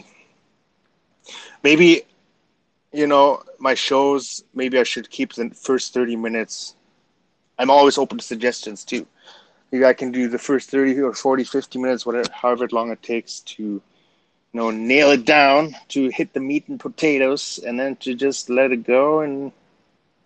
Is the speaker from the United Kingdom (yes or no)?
no; Canada; That's where my Canadian-ness came out